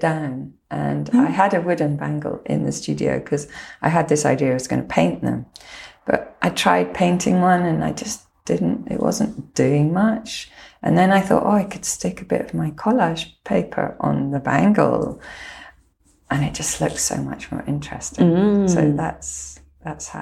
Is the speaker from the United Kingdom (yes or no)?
yes; Lochland, Scotland, United Kingdom; I was brought up around Lochland.